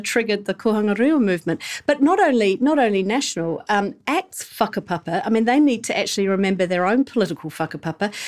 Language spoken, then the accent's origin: English; England, United Kingdom; now in New Zealand; I grew up in England